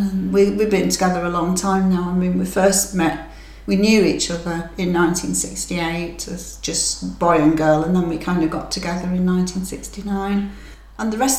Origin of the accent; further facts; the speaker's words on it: England, United Kingdom; now in Germany; the hospitality and friendship that I encountered in Germany as an English girl was unbelievable.